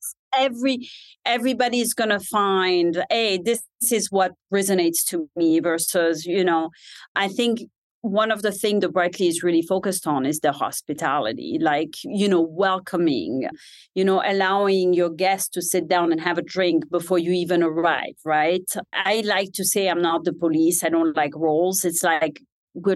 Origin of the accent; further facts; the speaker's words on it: Switzerland; English is a second language; moved away as an adult; also born or lived in San Francisco, California; now in United States; grew up in Switzerland